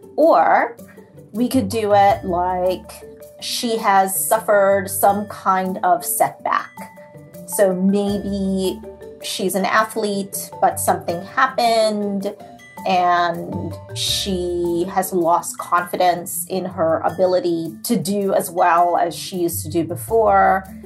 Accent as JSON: {"language": "English", "country": "Trinidad & Tobago", "tie": "born or raised there", "moved": "yes", "lives_now": "New Jersey, United States", "said": "It's set in Trinidad because that's where I was born and raised"}